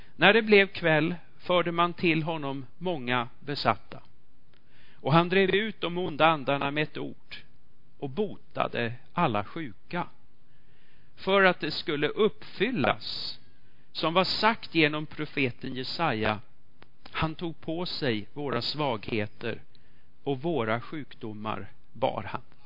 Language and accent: Swedish; Sweden; vi är svenskar